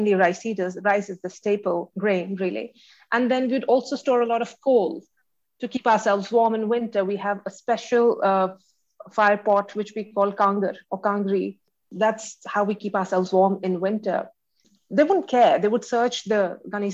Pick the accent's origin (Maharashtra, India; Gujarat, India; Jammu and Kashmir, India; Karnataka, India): Jammu and Kashmir, India; now in Delhi, India; when I was growing up in Kashmir